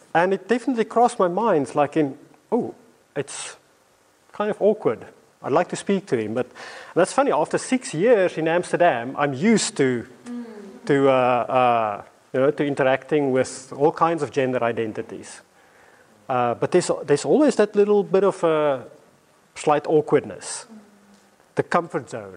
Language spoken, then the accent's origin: English; South Africa; moved away as an adult; now in London, United Kingdom; when I first came to London, I came as this South African, African guy